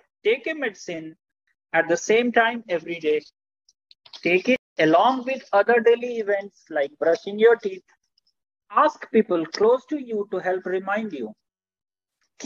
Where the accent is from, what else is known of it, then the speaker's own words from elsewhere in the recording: Bhagalpur, Bihar, India; I am from Bhagalpur in the state of Bihar